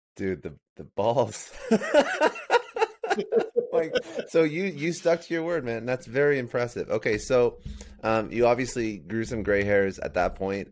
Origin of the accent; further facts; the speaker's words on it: Toronto, Ontario, Canada; now in Fort Lauderdale, United States; I'm actually Canadian. I'm in Fort Lauderdale right now, but I'm originally from Toronto